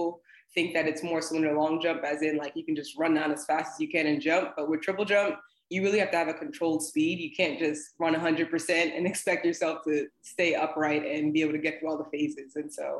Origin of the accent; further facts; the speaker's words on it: New Jersey, United States; now in Atlanta, United States; I'm actually from New Jersey originally